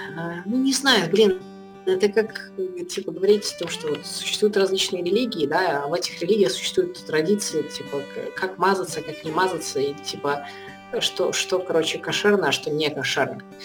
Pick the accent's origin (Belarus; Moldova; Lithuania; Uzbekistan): Belarus; я пускай белорус